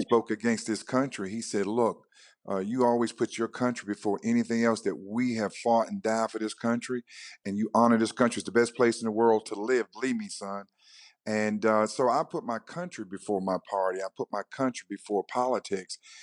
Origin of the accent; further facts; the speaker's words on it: North Carolina, United States; now in Georgia, United States; I was born and reared in North Carolina on a farm